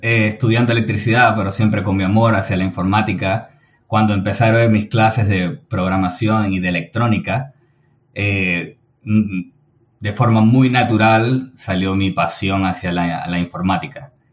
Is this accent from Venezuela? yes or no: yes; Venezuela; soy de Venezuela